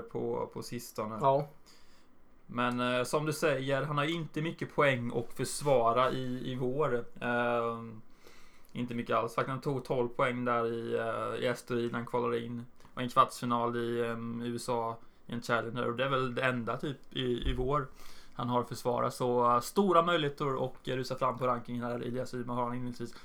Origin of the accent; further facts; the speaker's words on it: Jönköping, Jönköping County, Sweden; min hemstad